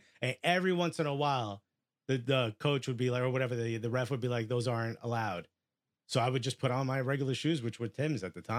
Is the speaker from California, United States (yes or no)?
no; Newark, New Jersey, United States; I'm from Newark.